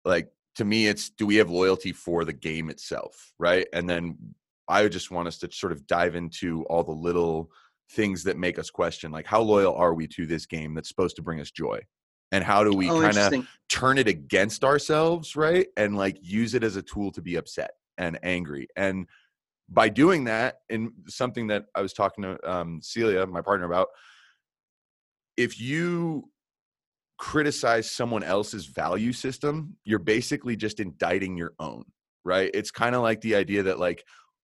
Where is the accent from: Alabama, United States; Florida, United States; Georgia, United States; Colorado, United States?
Colorado, United States; I'm from Colorado